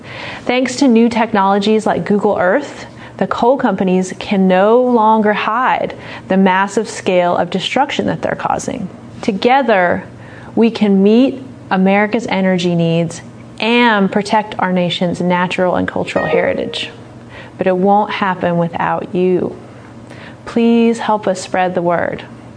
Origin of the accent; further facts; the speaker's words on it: Tennessee, United States; Growing up in East Tennessee, I thought the mountains would be there forever.